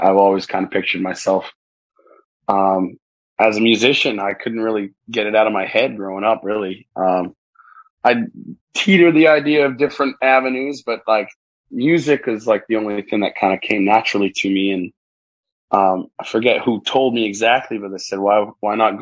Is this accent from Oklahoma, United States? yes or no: no; New Hampshire, United States; moved away as an adult; also born or lived in Massachusetts; now in Key West, United States; I'm originally from New Hampshire and southern New Hampshire and Massachusetts area